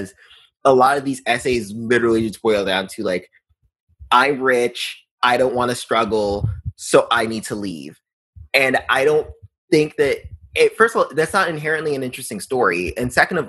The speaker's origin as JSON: {"language": "English", "region": "New York", "country": "United States", "tie": "born or raised there", "said": "growing up in New York, I was so used to those people"}